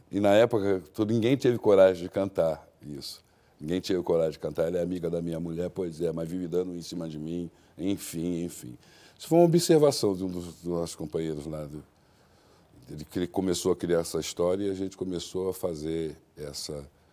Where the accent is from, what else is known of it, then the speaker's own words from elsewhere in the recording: Brazil; eu não sou brasileiro fora daqui, né? eu sou um africano